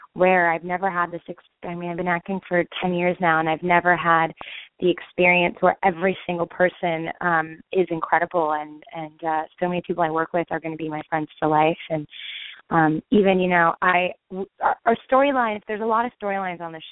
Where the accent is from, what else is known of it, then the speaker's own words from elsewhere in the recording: Los Angeles, California, United States; also born or lived in Berkeley, California; I grew up in Los Angeles